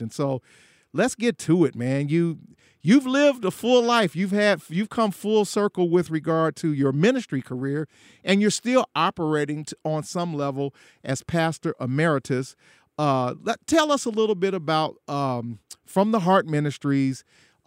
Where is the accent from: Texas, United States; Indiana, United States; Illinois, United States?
Illinois, United States; Chicago; went back to my hometown of Chicago, Illinois